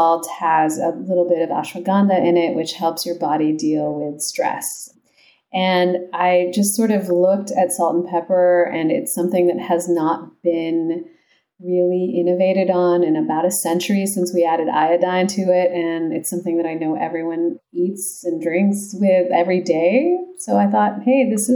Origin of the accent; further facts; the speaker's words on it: San Jose, California, United States; also born or lived in Los Altos / Los Gatos; I grew up in the Bay Area. So okay. First in San Jose, and then moved to Los Altos and Los Gatos